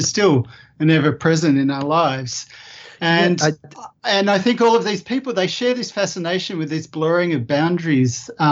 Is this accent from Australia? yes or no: yes; Australia; I grew up with in Australia